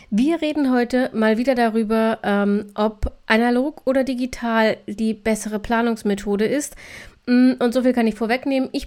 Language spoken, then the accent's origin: German; Thuringia, Germany; born there; Am 1.10. schon abzugrillen, als gebürtige Thüringerin, das das ist, äh, ach, das ist einfach falsch.